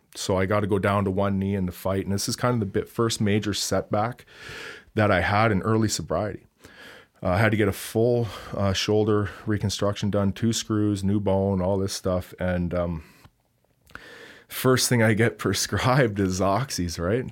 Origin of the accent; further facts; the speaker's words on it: Hamilton, Ontario, Canada; moved away; I grew up in the Toronto area from Hamilton, Ontario